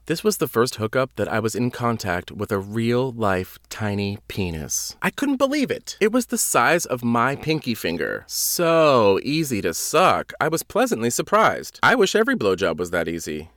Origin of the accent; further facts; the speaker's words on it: Wareham, Massachusetts, United States; moved away as an adult; also born or lived in New York; My hometown is the armpit of Massachusetts.